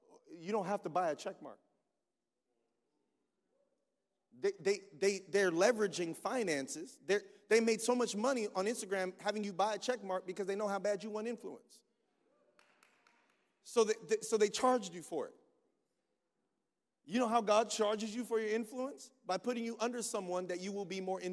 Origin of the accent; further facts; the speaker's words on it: San Bernardino, California, United States; I'm from San Bernardino